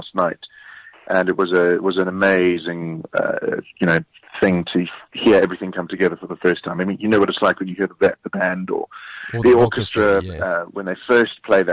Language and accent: English; Johannesburg, Gauteng, South Africa